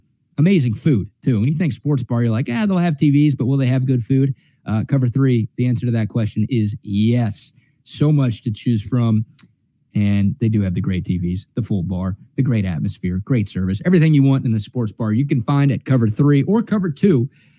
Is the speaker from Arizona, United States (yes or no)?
no; Dallas, Texas, United States; moved away as an adult; also born or lived in Houston, Texas; now in Central Texas, United States; It's my go-to beer here in Central Texas. It was my go-to beer when I was living in Houston. And if Altstadt existed when I was growing up in Dallas